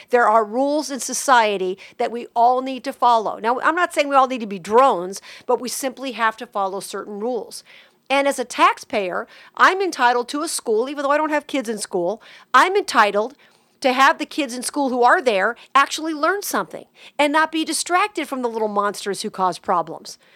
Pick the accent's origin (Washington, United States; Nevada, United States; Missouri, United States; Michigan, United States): Nevada, United States; Las Vegas; growing up in Vegas